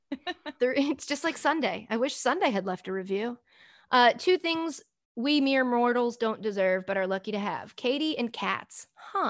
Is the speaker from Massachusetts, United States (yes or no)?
yes; Framingham, Massachusetts, United States; moved away as an adult; also born or lived in New Jersey; now in Hoboken, United States; I rep Framingham, Massachusetts